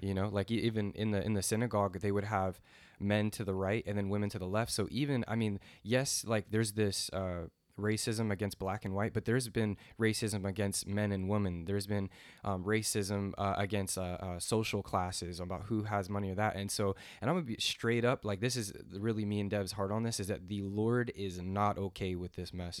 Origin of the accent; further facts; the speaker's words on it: the South, United States; I grew up in the South